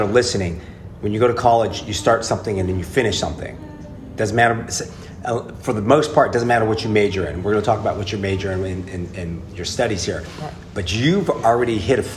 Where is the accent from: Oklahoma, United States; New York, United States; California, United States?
California, United States; Newport Beach; I'm from Southern California, Newport Beach